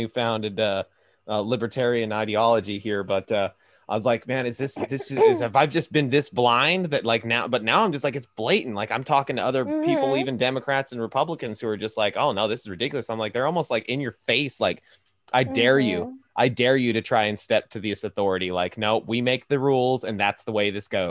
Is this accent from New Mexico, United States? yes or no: yes; New Mexico, United States; now in Arkansas, United States; I'm from New Mexico, but I mean, I live in Arkansas right now